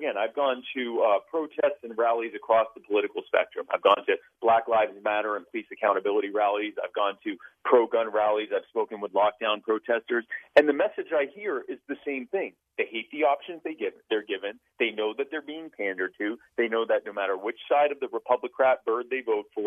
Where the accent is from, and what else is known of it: Myrtle Beach, South Carolina, United States; born or raised there; also born or lived in Baltimore, Maryland